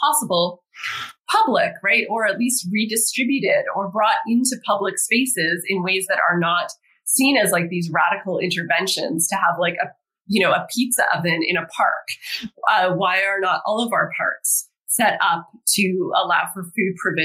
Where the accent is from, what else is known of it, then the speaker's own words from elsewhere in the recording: Toronto, Ontario, Canada; moved away; my hometown, Toronto